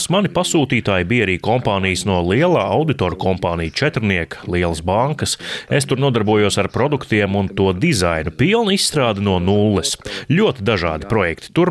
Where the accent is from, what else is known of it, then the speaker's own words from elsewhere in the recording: Chernihiv, Chernihiv Oblast, Ukraine; Es pieteicos brīvprātīgajos, jo pats esmu no Černihivas, vis tālāk ziemeļos esošās Ukrainas lielās pilsētas.